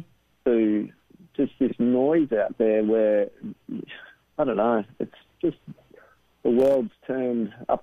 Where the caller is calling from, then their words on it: Australia; I'm calling from Australia.